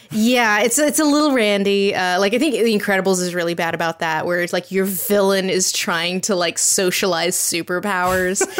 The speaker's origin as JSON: {"language": "English", "region": "Tennessee", "country": "United States", "said": "I'm from Tennessee"}